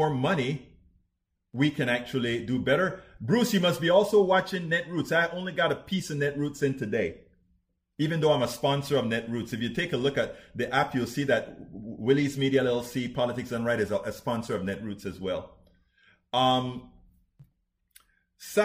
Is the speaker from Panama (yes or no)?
yes; Panama; that's where I'm from, that part of the world. I'm from Panama